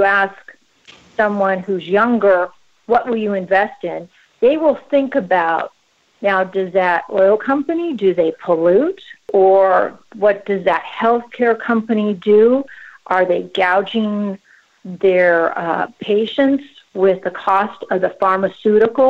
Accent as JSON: {"language": "English", "town": "Seattle", "region": "Washington", "country": "United States", "tie": "born or raised there", "also_born_or_lived": "Chicago", "moved": "as an adult", "lives_now": "Texas, United States", "said": "I was born and raised in the Pacific Northwest, specifically Seattle"}